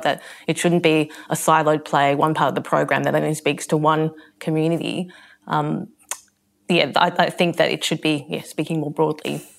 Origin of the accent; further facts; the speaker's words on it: Australia; I describe myself as being Asian Australian